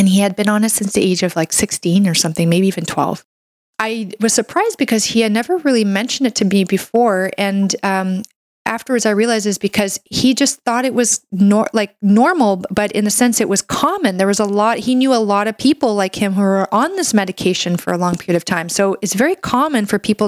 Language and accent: English; Canada; I'm a Canadian medical doctor